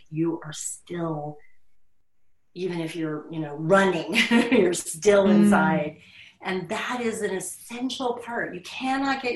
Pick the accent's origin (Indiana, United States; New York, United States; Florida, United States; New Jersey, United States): Florida, United States; I grew up in Florida